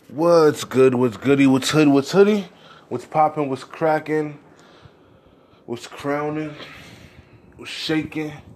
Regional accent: United States; I'm American.

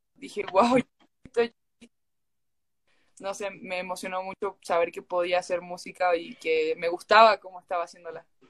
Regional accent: San Fernando del Valle de Catamarca, Catamarca, Argentina; now in Mexico; yo, yo soy de Catamarca, Argentina, eh, de la capital de, la ciudad de, Catamarca, de, la capital

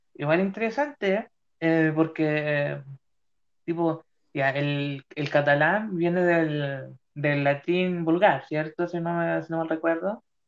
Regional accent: Chile; en mi país Chile

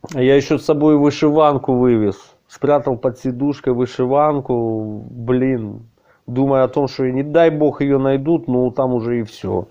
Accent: Kupiansk, Kharkiv Oblast, Ukraine; moved away as an adult; now in Kyiv, Ukraine; я из города Купинска, Харьковской области

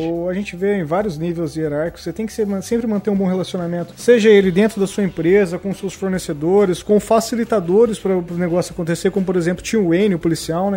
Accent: Paraná, Brazil; eu sou do Paraná

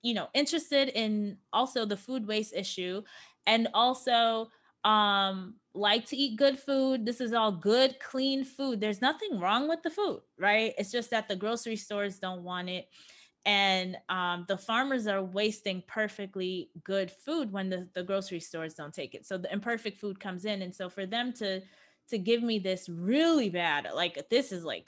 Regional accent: New York, United States; moved away as an adult; now in Los Angeles, United States; I am born and raised in New York, okay? I came into adulthood in New York.

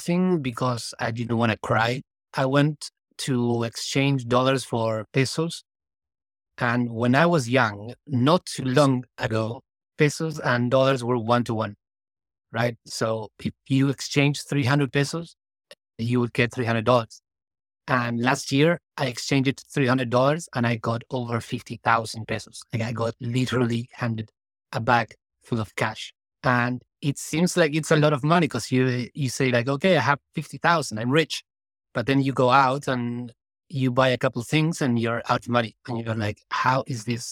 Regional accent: Argentina; I was born in Argentina, and I see now that my country has over 100% inflation

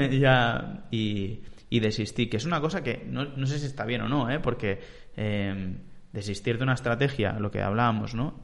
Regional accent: Vilanova i la Geltrú, Catalonia, Spain; de Vilanova, de ahí de, de donde soy

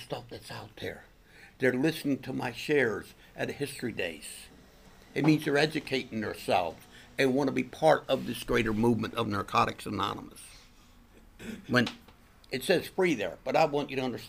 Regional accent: Pennsylvania, United States; my hometown where I live, about 25 minutes, a little bit west in Hamburg, PA.

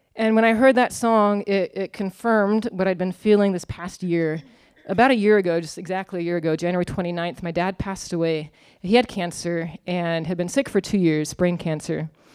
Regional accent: Arizona State University's home town, United States; I went to Arizona State University, go Sun Devils. Um, huge secular institute, probably like seventy thousand students. But it was, it was in my hometown

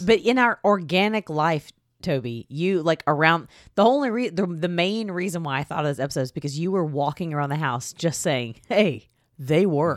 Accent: Texas, United States; I'm from Texas

